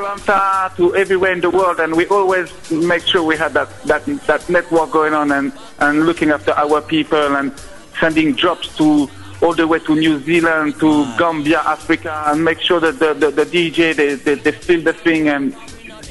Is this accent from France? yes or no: yes; France; we're coming from France.